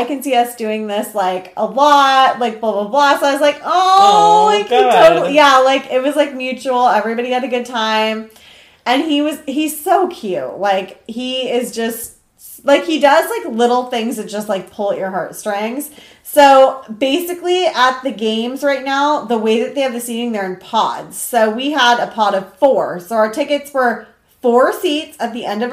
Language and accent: English; Seattle, Washington, United States; moved away; also born or lived in Orange County; I grew up in Seattle